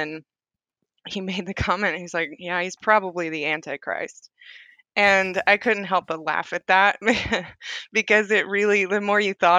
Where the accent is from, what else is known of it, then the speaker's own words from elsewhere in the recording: Southern United States, United States; all I had known from it growing up in the South is it starts fights.